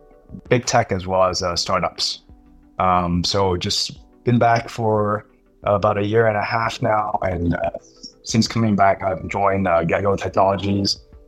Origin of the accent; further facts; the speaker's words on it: Singapore; moved away as an adult; also born or lived in New York City, United States / Bay Area, United States; I'm Singaporean, but I've only been back in this country for a year and a half now.